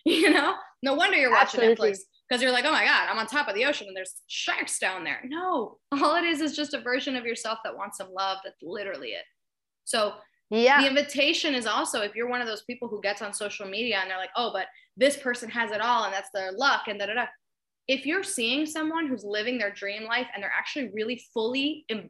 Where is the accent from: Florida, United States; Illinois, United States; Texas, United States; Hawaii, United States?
Florida, United States; Miami; I'm from Miami, Florida